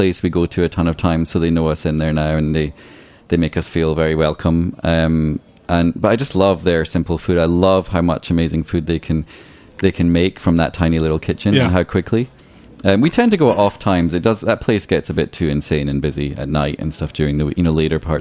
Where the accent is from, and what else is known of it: Scotland, United Kingdom; born or raised there; now in New York City, United States